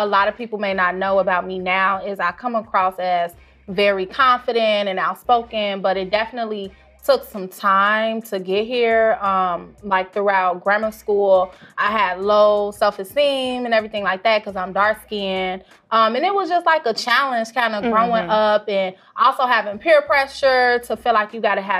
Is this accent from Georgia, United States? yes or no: no; south suburbs of Chicago, Illinois, United States; also born or lived in Blue Island / Matteson / Calumet City; I'm from the south side of Chicago. And when I say south side, I mean south suburbs.